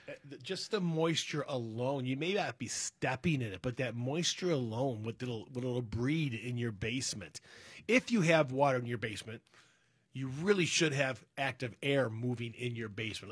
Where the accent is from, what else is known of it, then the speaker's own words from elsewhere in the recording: Berkeley, United States; the house I grew up in over in Berkeley